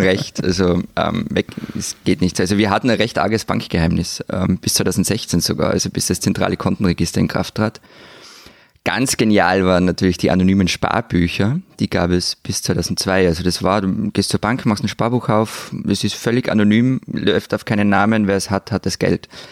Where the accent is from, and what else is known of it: Austria